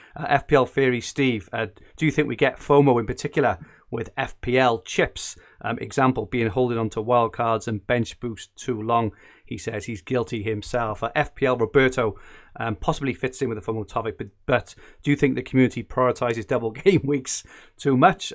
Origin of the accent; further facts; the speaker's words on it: Welsh, Wales, United Kingdom; being Welsh